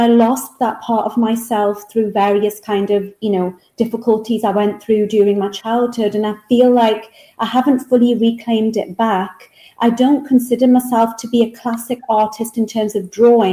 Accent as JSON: {"language": "English", "region": "England", "country": "United Kingdom", "tie": "born or raised there", "moved": "as an adult", "said": "Back to England, yes. Back to my hometown here in England."}